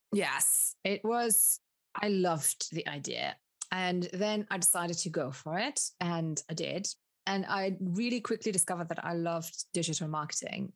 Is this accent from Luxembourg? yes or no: yes; Luxembourg; also born or lived in Colombia / United Kingdom; I am from Luxembourg have grown up in Luxembourg. I was born okay. in Colombia, South America